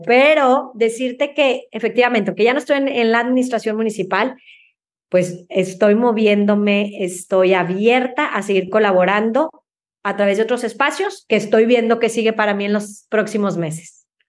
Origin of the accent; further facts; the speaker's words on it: Mexico; como mexicanos